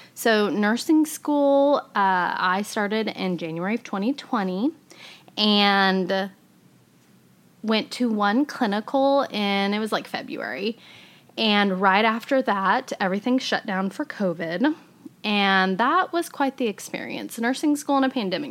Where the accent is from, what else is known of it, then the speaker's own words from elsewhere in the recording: Fairview, Oklahoma, United States; also born or lived in Edmond, Oklahoma / Tulsa, Oklahoma; now in Oklahoma City, United States; my hometown of Fairview